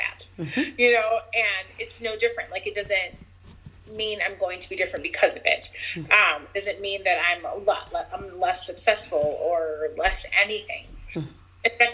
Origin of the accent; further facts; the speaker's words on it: United States; I grew up black in America